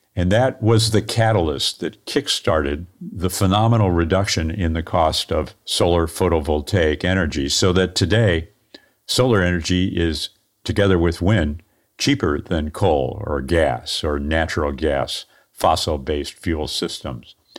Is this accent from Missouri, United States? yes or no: yes; St. Louis, Missouri, United States; I'm an engineer from Saint Louis, Missouri